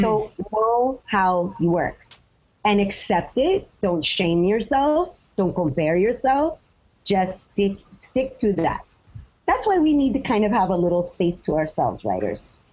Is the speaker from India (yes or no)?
no; United States; I'm an American writer.